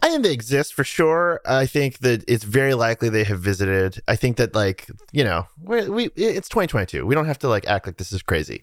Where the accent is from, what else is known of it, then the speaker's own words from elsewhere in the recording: near Salem, Massachusetts, United States; I grew up near Salem, Massachusetts, which is like a deeply haunted place